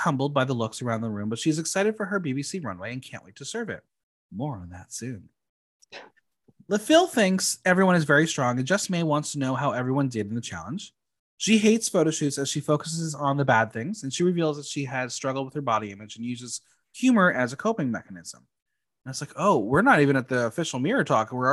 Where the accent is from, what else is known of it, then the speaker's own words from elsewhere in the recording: United States; I'm American